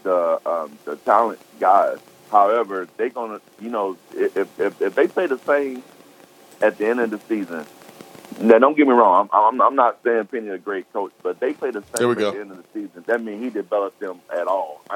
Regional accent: Memphis, Tennessee, United States; I'm from Memphis

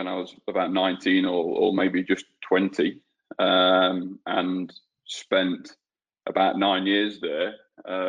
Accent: Peak District, north of England, United Kingdom; moved away as an adult; also born or lived in New Zealand; now in Australia; I was born and raised in England. And I actually I grew up in a small village in the north of England, on the edge of an area that they call the Peak District

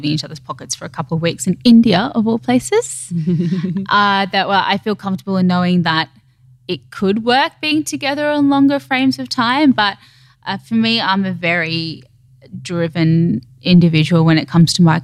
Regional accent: Queensland, Australia; now in Sydney, Australia; being a Queenslander originally

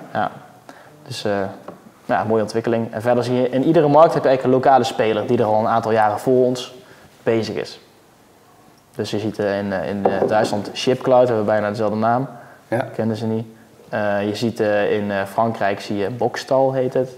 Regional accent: Netherlands; als Nederlander

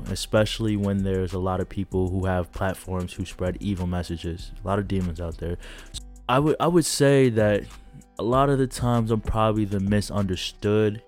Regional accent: DuPage County, outside Chicago, Illinois, United States; I'm originally from DuPage County. That's a county outside of Chicago

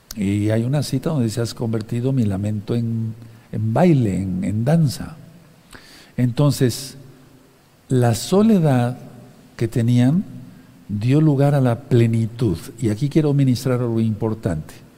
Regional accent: Mexico; como decimos aquí en México

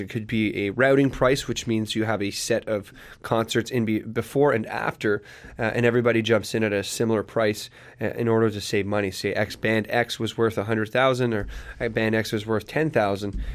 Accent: Sudbury, Ontario, Canada; moved away as an adult; now in Hamilton, Canada; I wanted to leave my hometown of Sudbury

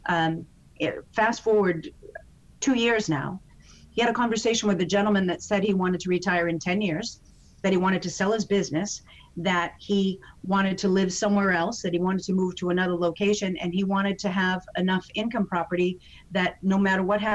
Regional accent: Boston, Massachusetts, United States; I'm from Boston

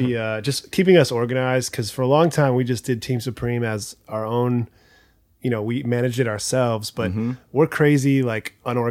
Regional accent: Orange County, California, United States; I grew up in Orange County.

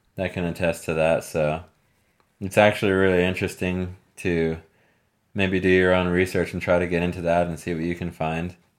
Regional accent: Texas, United States; moved away; I wouldn't say born and raised in Texas, but being from Texas and living in Texas on and off throughout my life

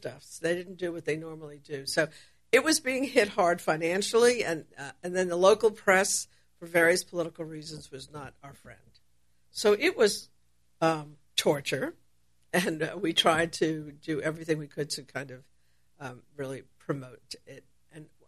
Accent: New York, United States; moved away; my hometown of New York is obviously a very creative city

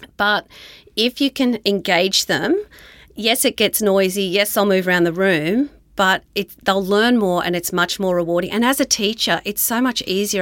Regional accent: Dubbo, New South Wales, Australia; moved away as an adult; also born or lived in Newcastle, New South Wales; now in Queensland, Australia; I grew up in Dubbo in New South Wales

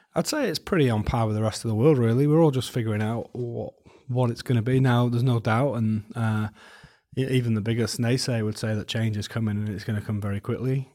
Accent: Wales, United Kingdom; moved away as an adult; now in New Zealand; I grew up in Wales

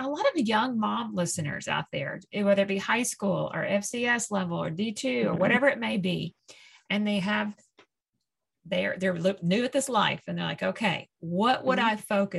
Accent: Tennessee, United States; I'm from Tennessee and I've lived all over

